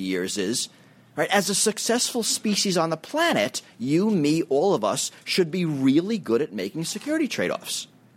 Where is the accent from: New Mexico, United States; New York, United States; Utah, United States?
New York, United States; New York City; When I grew up in New York City